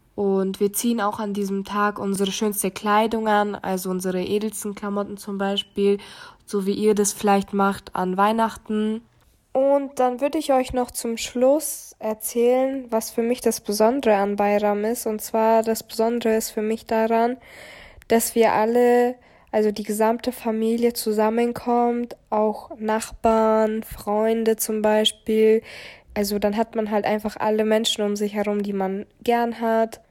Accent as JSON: {"language": "German", "town": "Munich", "region": "Bavaria", "country": "Germany", "tie": "born or raised there", "said": "Ich bin gebürtige Münchnerin"}